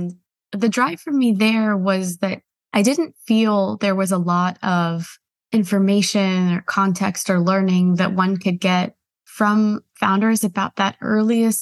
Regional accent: United States; I was an immigrant growing up in the States, feeling very much between two worlds

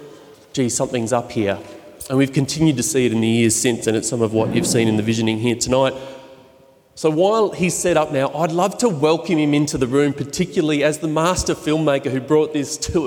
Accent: Wadjuk Noongar country, Scarborough, Western Australia, Australia; I'm from Wadjuk Noongar country down in Scarborough on the coast

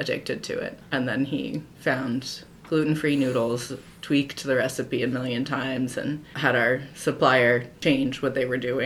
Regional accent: Cincinnati, Ohio, United States; moved away as an adult; also born or lived in Japan / Kentucky; now in Columbus, United States; I'm from Cincinnati

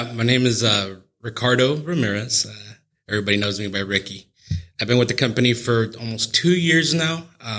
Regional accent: Gibbon, Nebraska, United States; now in Kearney, United States; I'm a Gibbon native, graduated from Gibbon High, got my schooling from CCC here in Kearney. So I've always been around the area, and I've never wanted to leave.

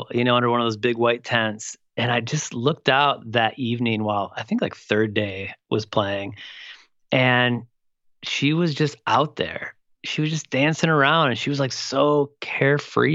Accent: Toledo, Ohio, United States; I grew up in Toledo, Ohio.

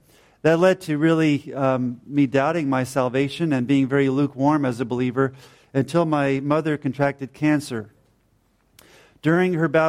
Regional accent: New Jersey, United States; also born or lived in Georgia, United States; now in Ireland; She's from Pennsylvania in the U.S. I was from New Jersey and later from Georgia.

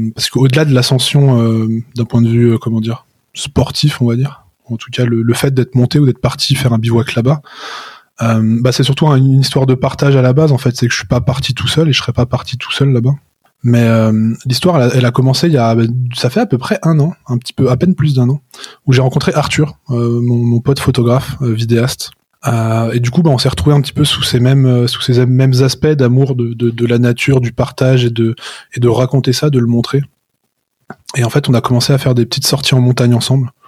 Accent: Chamonix, Auvergne-Rhône-Alpes, France; je suis né à Chamonix, donc euh, je suis né au pied du Mont Blanc

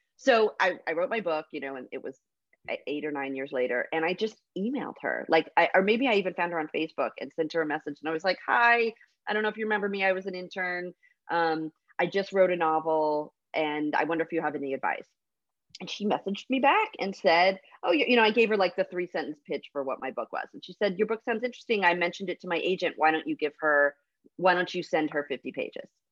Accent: Fresno, California, United States; I grew up in Fresno, California

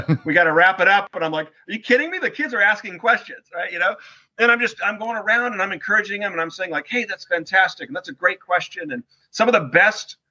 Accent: Newport Beach, California, United States; I grew up in Newport Beach, California

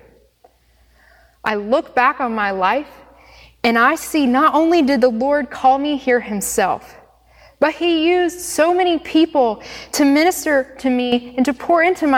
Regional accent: Monroe, North Carolina, United States; also born or lived in Wilmington, North Carolina; I was born and raised in Monroe, North Carolina, just down the street

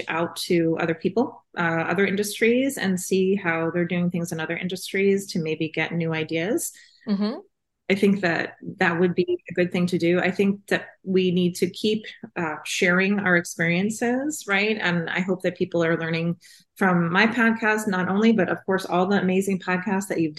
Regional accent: New York, United States; moved away as an adult; now in California, United States; Growing up in New York, and my mom is half Italian

